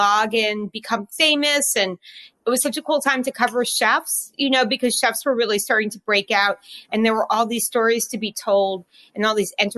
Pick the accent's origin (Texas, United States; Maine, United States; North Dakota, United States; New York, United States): New York, United States; also born or lived in Ohio; I was driving home from Ohio to New York with my dad